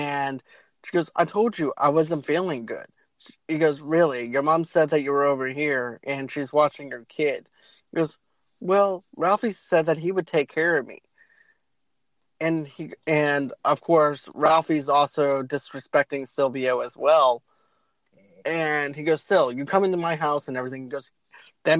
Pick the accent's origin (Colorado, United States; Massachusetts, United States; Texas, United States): Massachusetts, United States; Boston; moved away; I'm originally from Boston